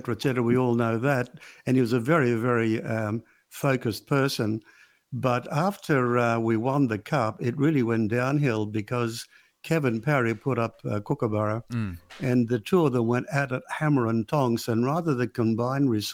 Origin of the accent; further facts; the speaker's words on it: Alexandria, Alexandria Governorate, Egypt; now in Perth, Australia; I was born in Alexandria